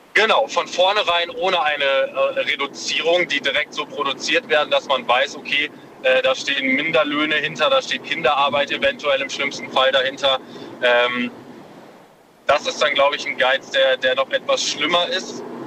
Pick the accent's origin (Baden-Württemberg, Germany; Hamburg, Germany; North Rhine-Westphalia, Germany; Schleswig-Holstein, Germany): North Rhine-Westphalia, Germany; Münsterland; ich komme aus dem Münsterland